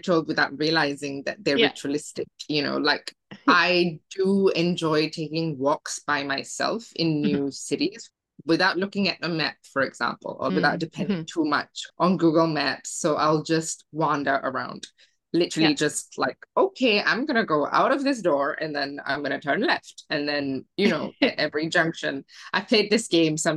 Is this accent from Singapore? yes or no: yes; Singapore; now in Mexico; I was born and raised in Singapore